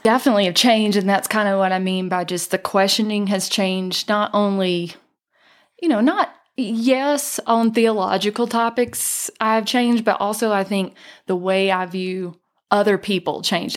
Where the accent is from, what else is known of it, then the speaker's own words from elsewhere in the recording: North Georgia, United States; now in Island Park, Idaho, United States; I was born and raised in North Georgia uh, in the foothills of the Appalachian Mountains